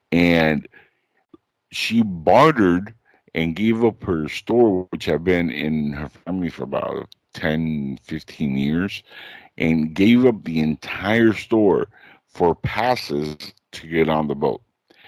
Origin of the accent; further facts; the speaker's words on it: Cuba; now in Florida, United States; even though I was born in Cuba. My family, my mother, my half-brother, myself, got into the country in 1980 during the Mariel boat lift.